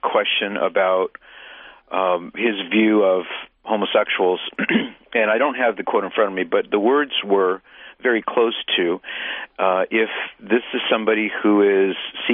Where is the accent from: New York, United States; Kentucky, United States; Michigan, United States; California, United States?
California, United States; Southern; I'm from Southern California